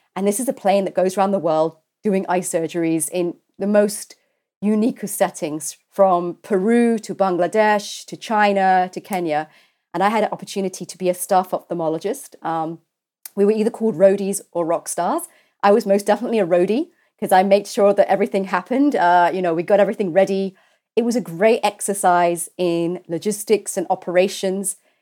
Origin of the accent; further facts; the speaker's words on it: London, United Kingdom; I'm a Londoner. I was, uh, born at University College Hospital